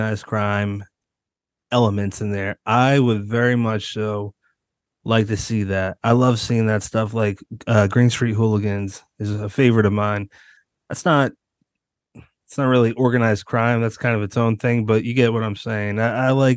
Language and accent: English; United States; I'm an American writer